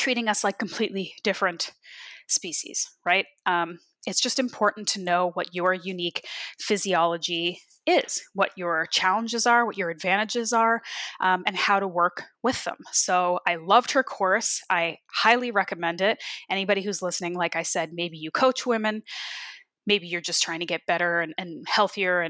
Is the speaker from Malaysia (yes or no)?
no; Canada; also born or lived in Ontario; I grew up in Canada, but I still am not like a cold person in my veins